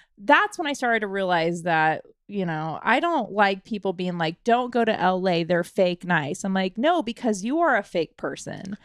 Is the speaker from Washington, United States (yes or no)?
yes; Washington, United States; moved away as an adult; I had to move out of my home state, which was Washington